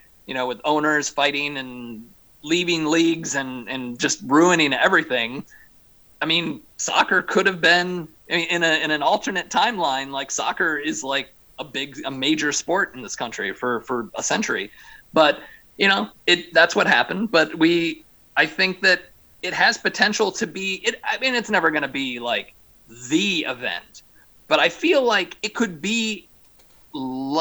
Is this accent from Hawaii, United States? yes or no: no; Michigan, United States; my home state